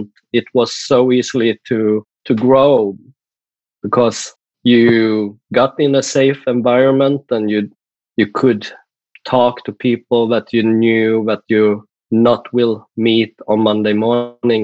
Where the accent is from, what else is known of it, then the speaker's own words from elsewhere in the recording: Sweden; accent: Swedish; first language Swedish; English is a second language; my native language, that is Swedish